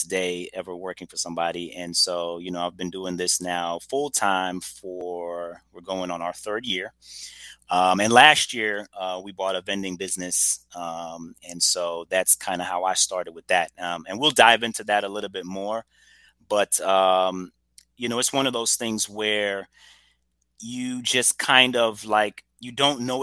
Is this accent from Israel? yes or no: no; Trinidad & Tobago; also born or lived in Brooklyn, New York / Woodstock, Georgia; now in Atlanta, United States; I'm originally from Trinidad and Tobago. Was born in Brooklyn, New York, believe it or not. But I know nothing of Brooklyn. My mom was actually, vacationing. I grew up in Trinidad for the majority of my adolescence